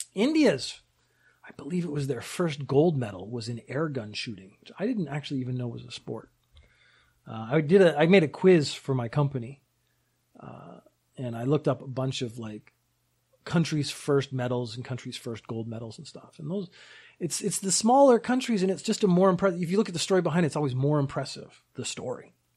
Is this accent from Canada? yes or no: yes; Canada; also born or lived in United Kingdom; now in Japan; I was born in the U K, I grew up in Canada, I live in Japan.